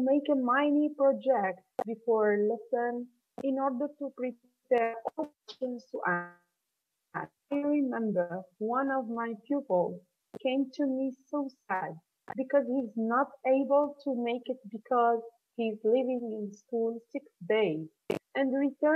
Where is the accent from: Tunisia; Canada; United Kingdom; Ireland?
Tunisia; I'm a teacher from Tunisia